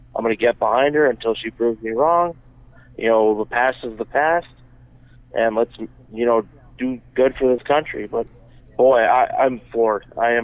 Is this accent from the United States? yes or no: yes; Minnesota, United States; I know I'm from Minnesota, Democratic stronghold.